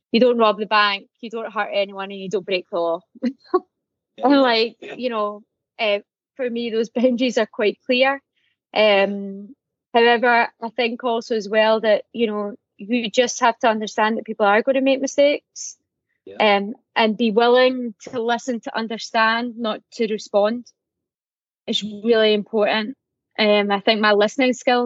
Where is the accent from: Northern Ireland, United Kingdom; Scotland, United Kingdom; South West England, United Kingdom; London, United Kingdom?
Scotland, United Kingdom; Glasgow; moved away; I'm from Glasgow